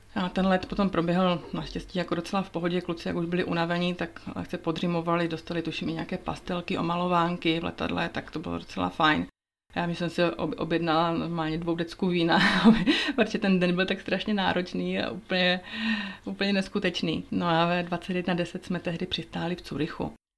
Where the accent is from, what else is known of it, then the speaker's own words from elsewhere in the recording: Moravia, Czechia; moved away as an adult; also born or lived in Prague; now in Switzerland; to místo na Moravě, odkud pocházím